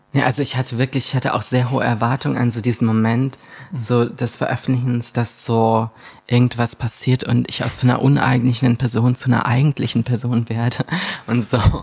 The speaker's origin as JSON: {"language": "German", "area": "Bad Tölz district", "region": "Bavaria", "country": "Germany", "tie": "born or raised there", "said": "ich bin da geboren, aber ich bin nicht direkt in Bad Schätz aufgewachsen in der Stadt, sondern mhm. im Landkreis in so einem kleinen, und ich bin in so einem kleinen Dorf aufgewachsen mit wirklich nur 500 Menschen."}